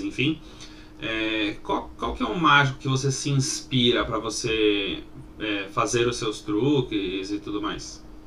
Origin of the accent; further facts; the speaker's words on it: São Paulo, Brazil; a gente é aqui de São Paulo